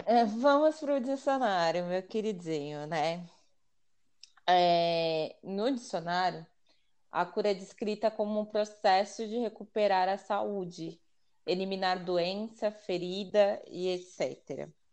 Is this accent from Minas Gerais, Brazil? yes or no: no; São Paulo, Brazil; eu sou daqui de São Paulo, zona noroeste de São Paulo, mais conhecido como Pirituba